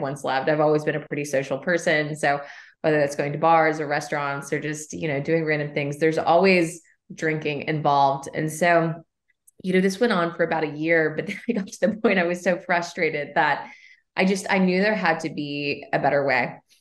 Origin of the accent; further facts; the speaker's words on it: Kentucky, United States; moved away as an adult; also born or lived in New York / Shelbyville, Kentucky; I grew up along the Bourbon Trail. I'm, I'm from Kentucky.